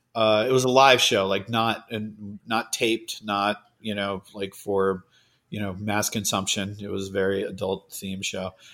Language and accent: English; Cape Cod, Massachusetts, United States; I grew up on Cape Cod